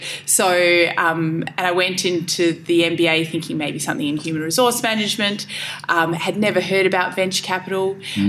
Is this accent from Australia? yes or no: yes; Perth, Western Australia, Australia; born there; I was born in Perth.